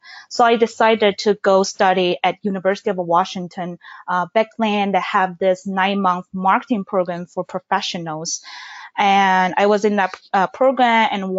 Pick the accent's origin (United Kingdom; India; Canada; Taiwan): Taiwan; moved away as an adult; now in Seattle, United States; Yeah, so I moved to Seattle from Taiwan in 2015, which was 5 years ago.